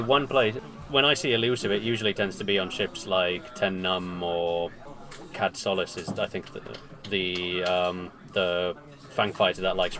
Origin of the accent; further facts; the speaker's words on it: Birmingham, West Midlands, United Kingdom; I'm from Birmingham, UK, who won System Opens on exactly the same day.